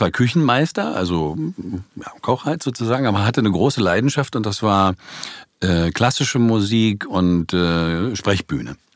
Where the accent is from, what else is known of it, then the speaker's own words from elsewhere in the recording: Berlin, Germany; Na, ich bin eigentlich immer in, in Neukölln geblieben.